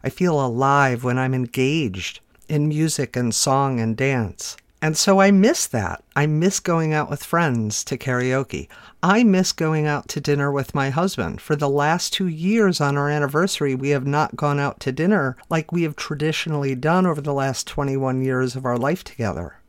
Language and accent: English; Chicago, Illinois, United States; I'm from the Chicago area where we definitely have some yucky winters